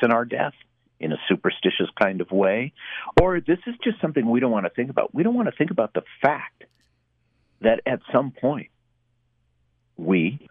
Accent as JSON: {"language": "English", "town": "Minneapolis", "region": "Minnesota", "country": "United States", "tie": "born or raised there", "said": "I was born in Minneapolis in 1960"}